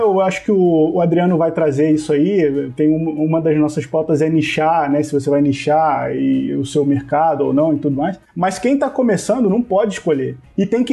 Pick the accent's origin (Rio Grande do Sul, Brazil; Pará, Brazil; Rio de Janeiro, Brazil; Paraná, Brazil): Rio de Janeiro, Brazil; Eu também sou do Rio